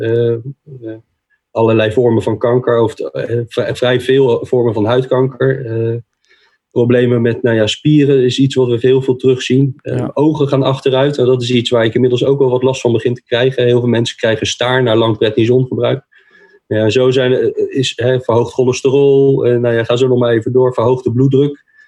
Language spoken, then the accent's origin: Dutch; The Hague, South Holland, Netherlands; Ik ben een Hagenees